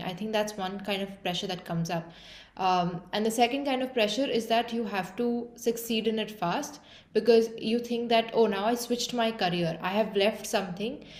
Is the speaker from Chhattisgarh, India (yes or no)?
no; Mumbai, Maharashtra, India; moved away as an adult; also born or lived in Dublin, Ireland; I'm from Mumbai, India, and I did uh, like most of my schooling there